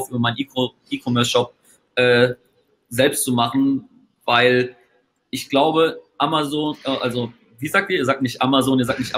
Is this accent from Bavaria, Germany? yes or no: yes; Bavaria, Germany; wenn es dann um die Wurscht geht im, im Webinar, wie wir so schön bei uns in Bayern sagen, dann habe ich das auch dabei, um die Wurst.